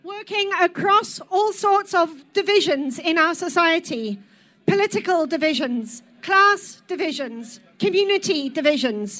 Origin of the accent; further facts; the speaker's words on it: South Africa; now in Scotland, United Kingdom; I am a Scot by choice. I'm a South African